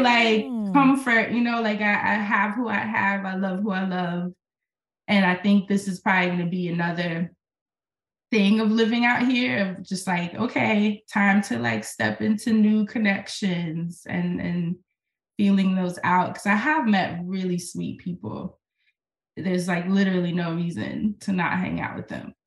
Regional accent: New York, United States; moved away as an adult; now in Portland, United States; as a New Yorker

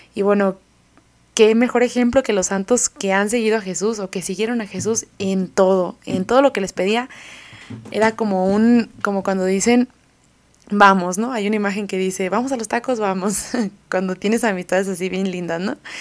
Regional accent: Mexico; de aquí de, donde somos dos mexicanos

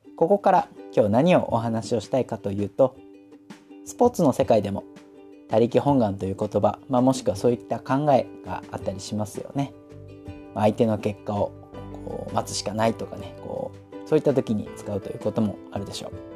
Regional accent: Hokkaido, Japan; now in Saitama, Japan; 私実は今は埼玉にいますけれども、あの、雪国北海道出身なので

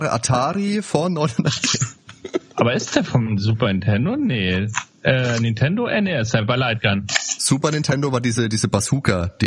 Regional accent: Bavaria, Germany; so ein Spiel von, von, von äh, Karneval, von Fasching, wie es bei uns in Franken heißt.

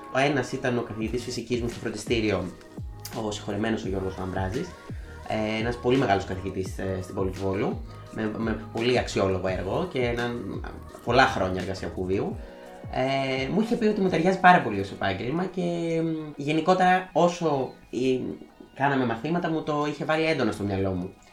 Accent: Volos, Thessaly, Greece; moved away as an adult; now in Thessaloniki, Greece; η καταγωγή μου είναι από το Βόλο, τον τελευταίο, τους τελευταίους μήνες ζω και εργάζομαι στην πόλη της Θεσσαλονίκης

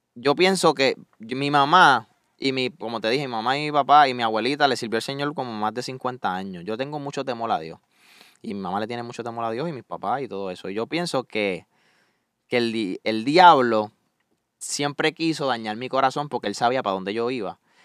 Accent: Salinas, Puerto Rico; accent: Puerto Rican (boricua); moved away as an adult; now in Orlando, United States; Salinas, Puerto Rico, un Paseo Costa del Sur es donde yo viví casi toda mi vida

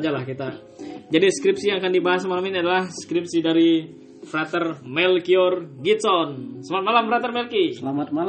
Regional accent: Lasang, East Nusa Tenggara, Indonesia; born there; khususnya di tempat saya tempat lahir saya di Kampung Lasang.

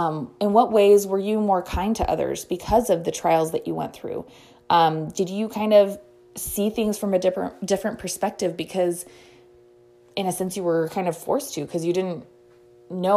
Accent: United States; we as American citizens

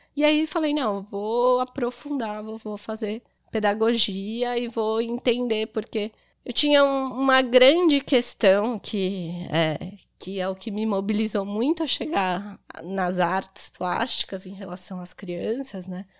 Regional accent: São Paulo, Brazil; moved away as an adult; now in Garopaba, Brazil; Eu sou de São Paulo, estou há seis anos aqui em Garopaba

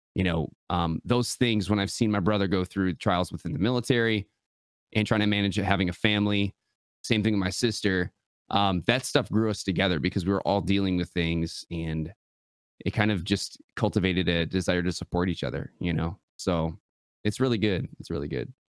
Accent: West Michigan, United States; I'm born and raised West Michigan, uh, the Mitten State

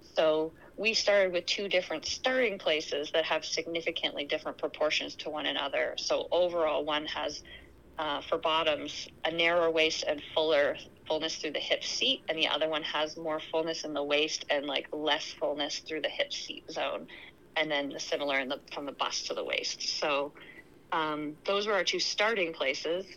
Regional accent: Canada; now in Anchorage, United States; I'm Canadian originally

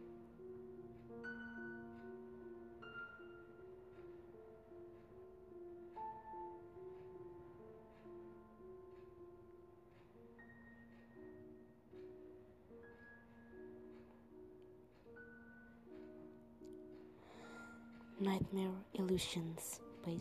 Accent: Jakarta, Indonesia; English is a second language; I'm from Indonesia, from Jakarta

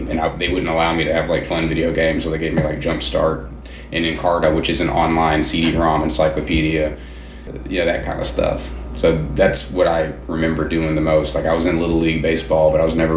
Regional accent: Atlanta, Georgia, United States; now in Nashville, United States; I'm from Atlanta, Georgia originally

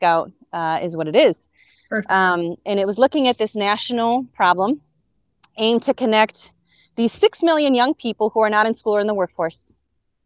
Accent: Chicago, Illinois, United States; I'm born and raised in Chicago.

